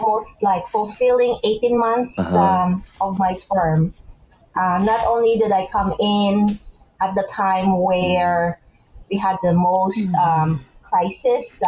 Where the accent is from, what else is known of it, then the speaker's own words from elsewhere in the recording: Negros Occidental, Western Visayas, Philippines; moved away as an adult; now in New Jersey, United States; I'm originally from Negros Occidental, and I was high school at the time